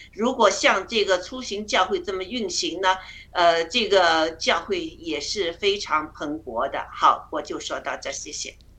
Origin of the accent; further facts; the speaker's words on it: China; moved away; 我们中国人出来这么多